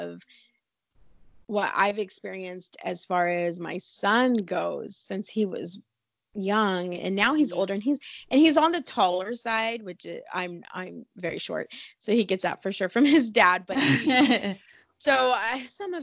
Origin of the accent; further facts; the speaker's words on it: California, United States; also born or lived in Hawaii; I'm from California